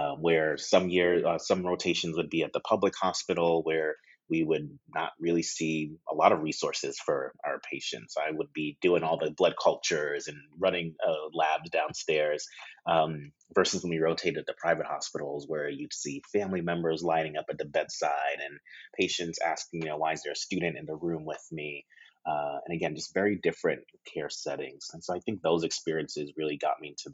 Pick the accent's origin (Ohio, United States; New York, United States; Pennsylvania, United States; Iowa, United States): New York, United States; New York City; moved away as an adult; now in Los Angeles, United States; I'm a New Yorker, born, raised, schooled, as I like to say, and child of Nigerian immigrants.